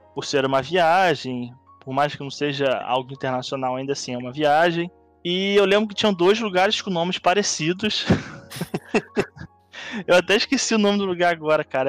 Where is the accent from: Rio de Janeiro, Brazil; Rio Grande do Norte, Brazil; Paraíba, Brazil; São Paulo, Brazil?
Rio de Janeiro, Brazil; eu sou do Rio